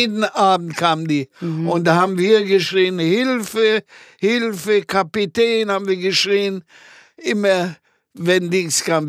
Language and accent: German; Gliwice, Silesian Voivodeship, Poland; first language German; moved away as an adult; now in Germany; ich bin ja in die Schule gegangen, in, in die Mittelschule in Gleiwitz